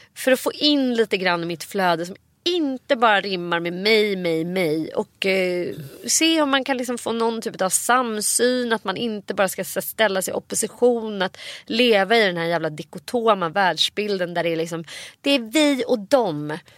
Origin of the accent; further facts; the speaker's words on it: Nacka, Stockholm County, Sweden; när jag växte upp i Orminge centrum